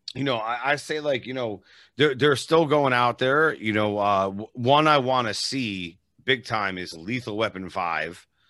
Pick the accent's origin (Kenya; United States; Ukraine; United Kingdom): United States; East Coast; now in Las Vegas, United States; I'm from the East Coast originally, and now I live in Vegas, obviously.